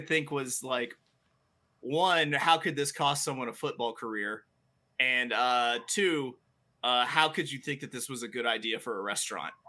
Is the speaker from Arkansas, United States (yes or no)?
yes; Little Rock, Arkansas, United States; I'm from Little Rock, Arkansas